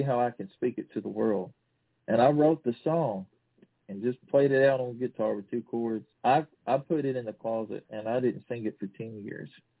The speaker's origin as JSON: {"language": "English", "region": "Kentucky", "country": "United States", "said": "I'm from Kentucky"}